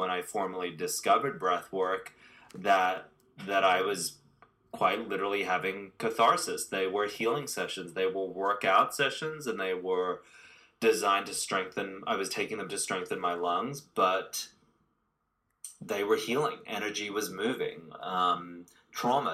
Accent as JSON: {"language": "English", "town": "Sydney", "region": "New South Wales", "country": "Australia", "tie": "born or raised there", "moved": "as an adult", "lives_now": "Los Angeles, United States", "said": "I've been living in Los Angeles for nearly 23 years now. I'm 43, and I was born in Australia, Sydney, Australia"}